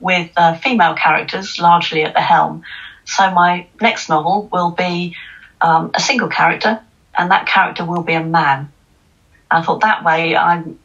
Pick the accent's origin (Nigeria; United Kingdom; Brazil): United Kingdom; London; as a Londoner